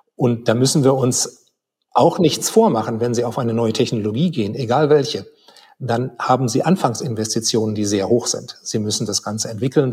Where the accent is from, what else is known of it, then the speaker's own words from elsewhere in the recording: Germany; als Deutsche